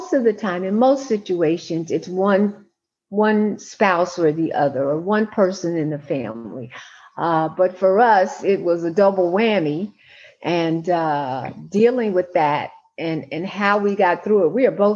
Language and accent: English; Cincinnati, Ohio, United States; moved away; I was born and raised in Cincinnati, Ohio. I'm a Midwest girl.